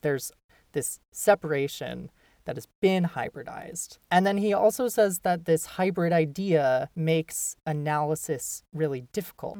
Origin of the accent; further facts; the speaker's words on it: Minnesota, United States; now in New York City, United States; I'm from Minnesota originally